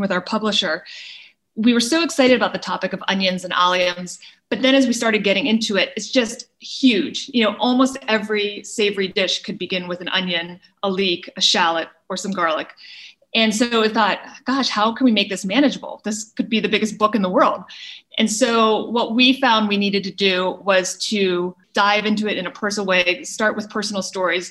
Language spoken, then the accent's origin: English; Pittsburgh, Pennsylvania, United States; moved away; I grew up in Pittsburgh